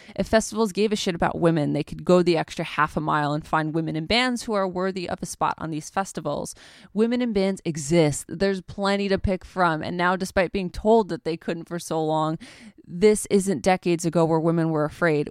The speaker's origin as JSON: {"language": "English", "country": "United States", "said": "I'm uncultured American swine"}